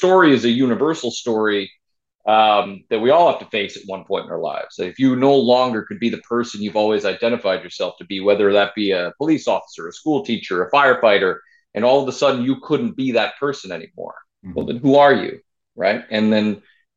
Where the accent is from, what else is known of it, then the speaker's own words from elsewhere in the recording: Rochester, New York, United States; I'm from Rochester, New York